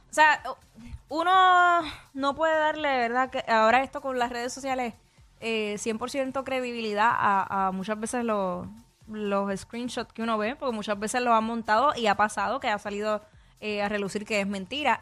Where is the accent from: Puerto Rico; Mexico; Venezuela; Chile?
Puerto Rico; a nosotros los boricuas se nos pega el acento en tres segundos